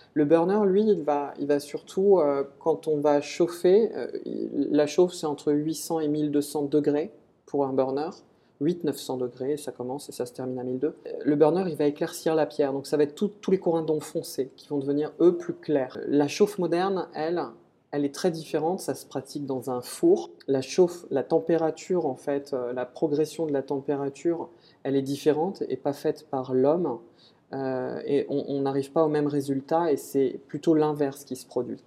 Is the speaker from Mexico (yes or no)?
no; Nantes, Pays de la Loire, France; moved away; also born or lived in Saint-Amand-Montrond; Je suis un Nantes à la base je suis né à Nantes